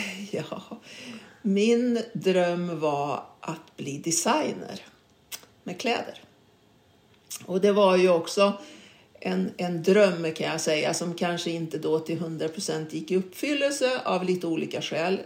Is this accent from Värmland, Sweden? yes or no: yes; Karlstad, Värmland, Sweden; moved away; also born or lived in Stockholm; jag var uppväxt i Karlstad